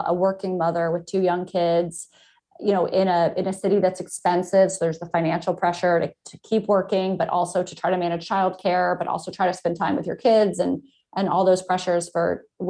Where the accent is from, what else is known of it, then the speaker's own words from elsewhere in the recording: Atlanta, Georgia, United States; now in Los Angeles, United States; I grew up in Atlanta, you know, in a suburb of Atlanta